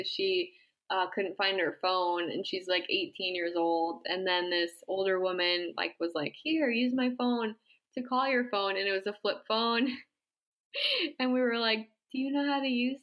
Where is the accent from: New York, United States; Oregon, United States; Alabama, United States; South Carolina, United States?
New York, United States; Massapequa; moved away; I grew up in Massapequa, New York, on Long Island